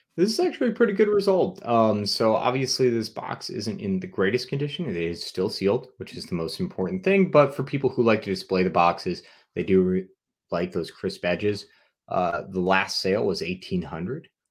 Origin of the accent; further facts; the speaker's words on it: New England, United States; I'm from New England